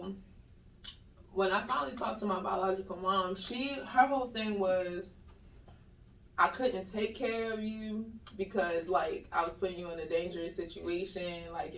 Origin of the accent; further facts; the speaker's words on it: Baltimore, Maryland, United States; I'm originally from Baltimore, Maryland.